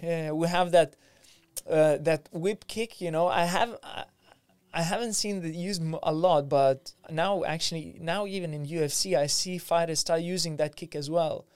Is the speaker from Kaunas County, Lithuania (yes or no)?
no; Vilnius, Vilnius County, Lithuania; now in London, United Kingdom; I grew up in Lithuania, in Vilnius, in capital of Lithuania